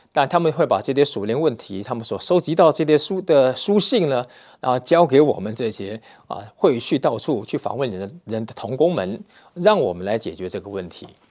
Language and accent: Chinese; Taiwan; moved away as an adult; now in Russia; 我们呢是来自台湾